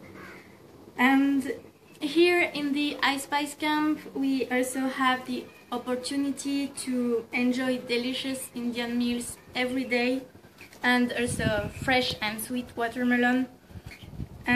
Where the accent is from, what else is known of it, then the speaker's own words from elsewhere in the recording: Switzerland; I am from Switzerland